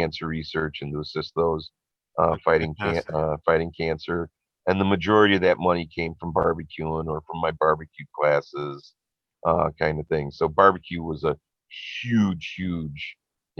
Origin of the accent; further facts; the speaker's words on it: Riverside, Illinois, United States; moved away as an adult; also born or lived in Westmont, Illinois; now in Scotland, United Kingdom; the hometown where I grew up in Riverside